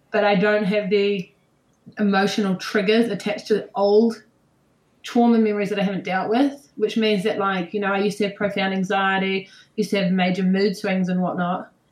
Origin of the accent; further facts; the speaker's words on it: England, United Kingdom; Okay, I'm England. I'm from England.